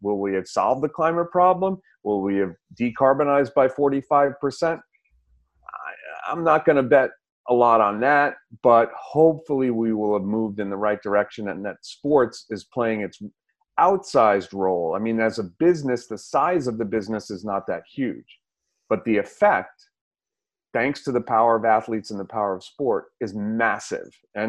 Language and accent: English; Missouri, United States; I'm from Missouri. I'm skeptical, but that doesn't stop me either